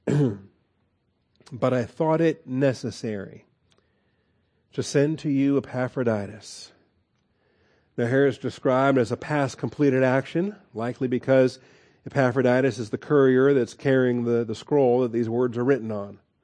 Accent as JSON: {"language": "English", "region": "Washington", "country": "United States", "tie": "born or raised there", "moved": "yes", "lives_now": "Texas, United States", "said": "I grew up in Washington"}